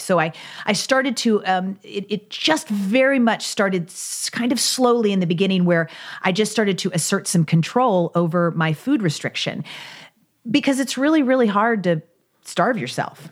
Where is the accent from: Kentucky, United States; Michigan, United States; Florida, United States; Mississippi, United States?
Kentucky, United States; I grew up in Kentucky, so I grew up riding horses